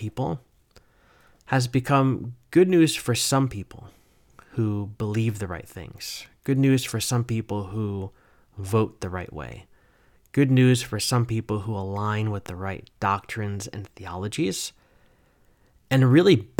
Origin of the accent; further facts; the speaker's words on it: New Jersey, United States; moved away as an adult; now in North Carolina, United States; I grew up in New Jersey